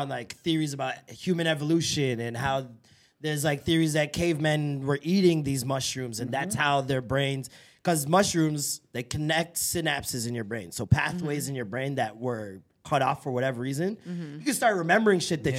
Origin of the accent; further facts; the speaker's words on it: Edmonton, Alberta, Canada; Yo, we're Edmonton, fam.